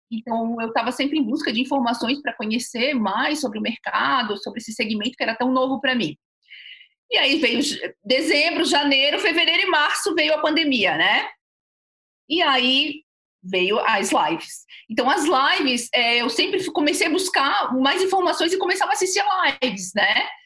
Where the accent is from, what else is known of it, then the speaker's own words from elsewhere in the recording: Florianópolis, Santa Catarina, Brazil; sou {S3} aqui de Floripa, né?